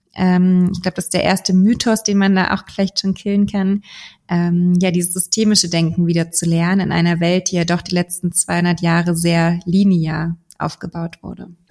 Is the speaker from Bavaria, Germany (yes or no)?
no; Berlin, Germany; moved away as an adult; now in Hamburg, Germany; ich komme gebürtig aus Berlin, bin jetzt gerade in Hamburg